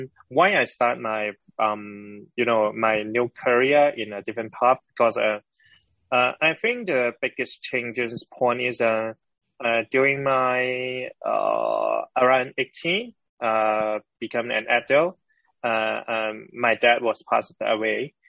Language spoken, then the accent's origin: English; Hong Kong; I born and raised in Hong Kong